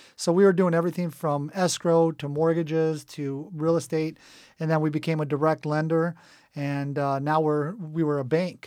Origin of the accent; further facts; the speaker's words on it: Cerritos, California, United States; also born or lived in Israel / Dana Point; We actually moved, uh, to Cerritos, and that's where I grew up. I went through, uh, third grade all the way through high school